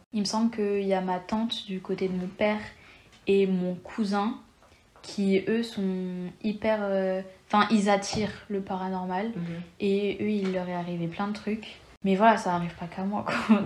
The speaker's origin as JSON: {"language": "French", "town": "Lyon", "region": "Auvergne-Rhône-Alpes", "country": "France", "tie": "born or raised there", "said": "Je suis née à Lyon. Je suis franco-espagnole."}